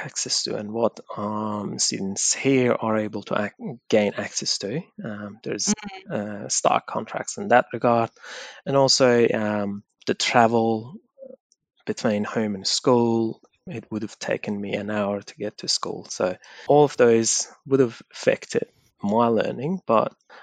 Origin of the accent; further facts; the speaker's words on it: Iran; moved away; also born or lived in Afghanistan; I was living in a refugee camp in Iran, so there wasn't many things that I could really do. I am from Afghanistan and we were living as illegal migrants in Iran